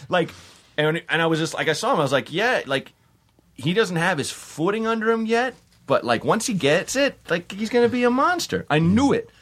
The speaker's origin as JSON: {"language": "English", "town": "Portland", "country": "United States", "said": "I'm from Portland"}